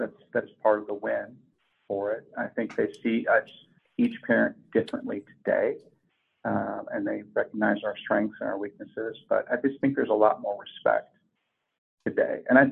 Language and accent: English; California, United States; moved away as an adult; So I'm a California kid.